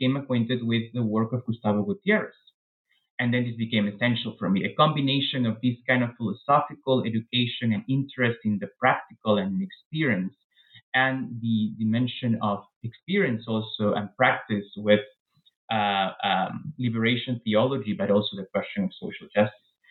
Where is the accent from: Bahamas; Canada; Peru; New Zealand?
Peru; moved away as an adult; now in United States; I was born in Peru, raised in Peru, and I really stayed in Peru until I was 26 or so when I came to the U.S. for grad school